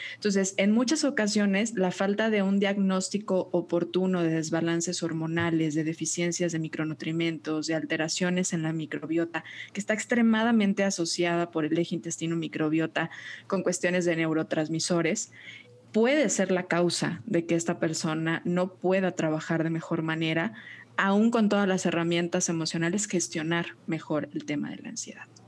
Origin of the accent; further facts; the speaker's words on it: Guadalajara, Jalisco, Mexico; nutrióloga tapatía